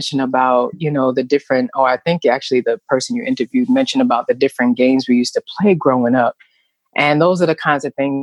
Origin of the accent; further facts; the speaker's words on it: New York City, New York, United States; I was born and raised in New York City to be exact, back in the 70s